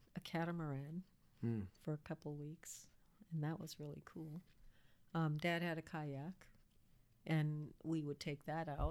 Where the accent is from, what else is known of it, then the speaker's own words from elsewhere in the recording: Oahu, Hawaii, United States; moved away; also born or lived in Minnesota; I grew up on Oahu